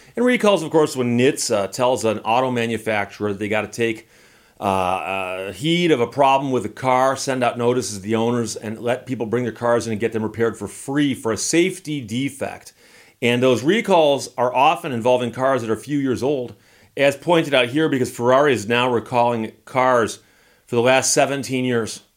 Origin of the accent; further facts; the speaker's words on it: Birmingham, Michigan, United States; I grew up in Birmingham, Michigan